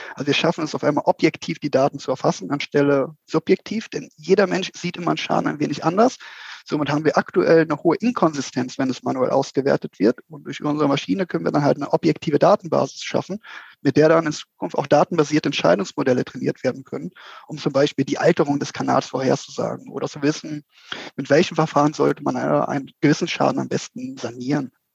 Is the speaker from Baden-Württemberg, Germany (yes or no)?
no; Mönchengladbach, North Rhine-Westphalia, Germany; moved away as an adult; now in Switzerland; komme ursprünglich aus Mönchengladbach, also aus einem kleinen Dorf dort in der Nähe, lebe aber mittlerweile seit sechs Jahren in der schönen Schweiz